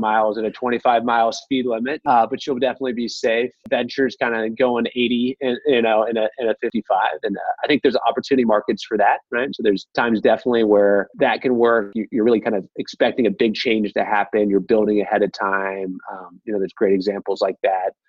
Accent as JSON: {"language": "English", "region": "Midwest", "country": "United States", "said": "I'm from the Midwest"}